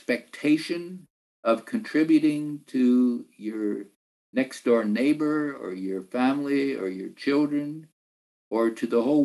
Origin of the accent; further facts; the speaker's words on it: Lancaster County, Pennsylvania, United States; I grew up in Pennsylvania as a Mennonite farm boy